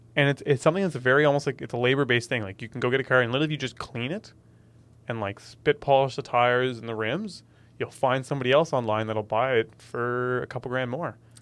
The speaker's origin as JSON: {"language": "English", "region": "Ontario", "country": "Canada", "tie": "born or raised there", "moved": "as an adult", "lives_now": "Nova Scotia, Canada", "said": "Born and raised in Ontario"}